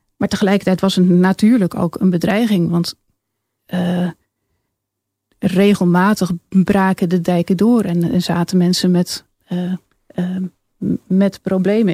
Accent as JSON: {"language": "Dutch", "area": "along the Lek", "region": "Rivierengebied", "country": "Netherlands", "tie": "born or raised there", "said": "ik eh, kom uit het rivierengebied, ben eh, opgegroeid"}